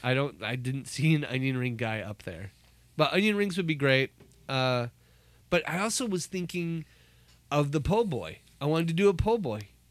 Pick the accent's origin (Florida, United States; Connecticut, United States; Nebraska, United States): Nebraska, United States; Omaha; Growing up in Nebraska. I grew up in Omaha